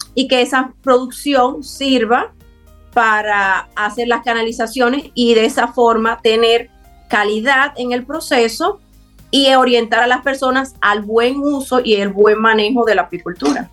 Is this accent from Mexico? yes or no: no; Dominican Republic; nos identifique como dominicanos